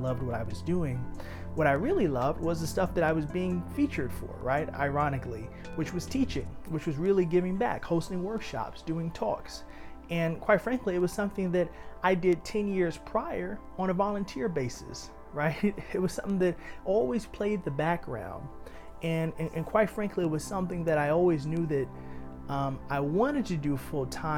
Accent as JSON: {"language": "English", "town": "New York City", "region": "New York", "country": "United States", "tie": "born or raised there", "said": "Growing up in Harlem"}